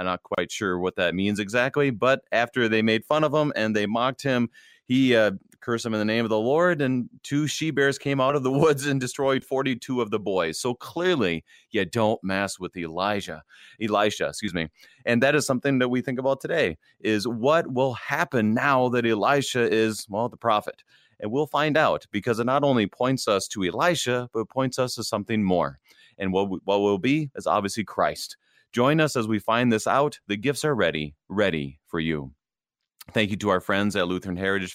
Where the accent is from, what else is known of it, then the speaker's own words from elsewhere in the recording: Wadena, Minnesota, United States; Pastor Tim is from my hometown, or I'm from his hometown